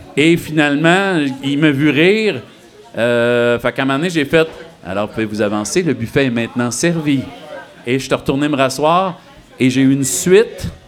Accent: Sullivan, Quebec, Canada; moved away; je viens de Sullivan, euh, la culture, c'était la TV

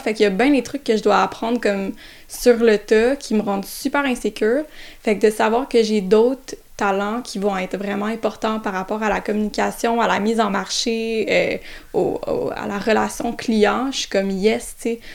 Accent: South Shore of Montreal, Quebec, Canada; je viens d'arriver la sud de Montréal

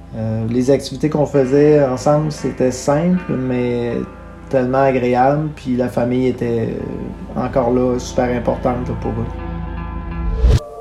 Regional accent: Témiscouata, Quebec, Canada; Je suis né au Témiscouata. Euh, j'ai fait mes études primaires et secondaires dans ma région, évidemment

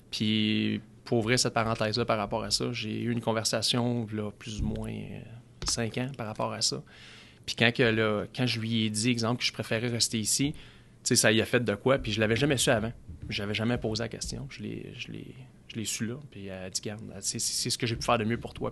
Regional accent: Gatineau, Quebec, Canada; also born or lived in Saint-Jérôme; on est arrivé dans l'Outaouais. J'avais plus ou moins 10 ans.

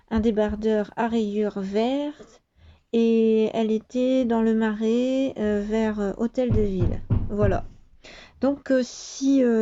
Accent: France; chez nous en France

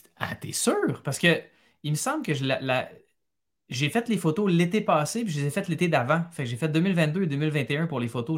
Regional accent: Montreal, Quebec, Canada; Je suis né, j'ai grandi à Montréal. C'est une ville que, j'ai quittée, mais que, j'adore à cause des souvenirs

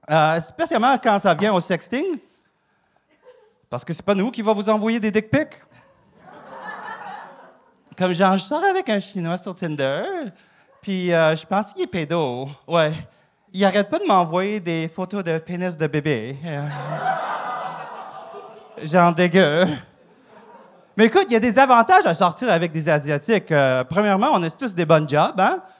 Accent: Saguenay, Quebec, Canada; Moi, je sais, je viens du Saguenay. Euh, euh, OK, quand j'étais jeune, mes parents avaient un resto.

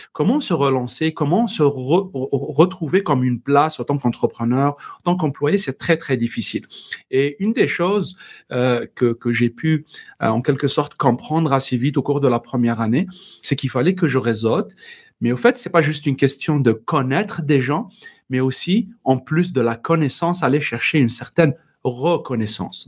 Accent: Algeria; first language Berber (Tamazight); French is a second language; moved away as an adult; also born or lived in Paris, France; j'ai eu dans mon pays d'origine, Algérie, l'occasion d'intégrer la radio nationale et j'ai produit, animé une des premières émissions en, dans ma langue euh, maternelle, le berbère

